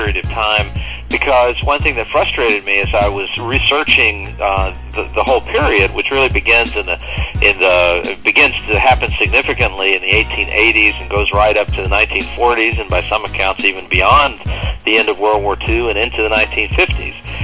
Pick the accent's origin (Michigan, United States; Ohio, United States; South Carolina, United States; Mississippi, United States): Mississippi, United States; the Mississippi Delta, United States; I grew up in a little place in the Mississippi Delta